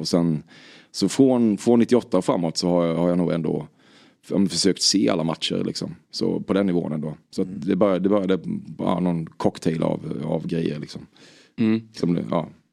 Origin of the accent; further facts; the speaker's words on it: Väckelsång, Kronoberg County, Sweden; Jag är från Väckelsång